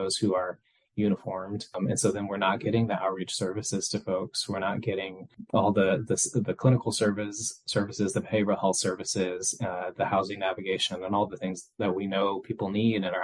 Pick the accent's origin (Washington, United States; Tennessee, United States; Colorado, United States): Tennessee, United States; Nashville; I was raised mostly in Nashville, Tennessee